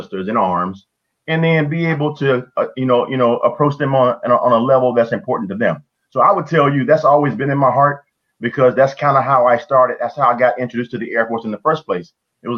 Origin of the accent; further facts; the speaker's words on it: Mississippi, United States; I'm from Mississippi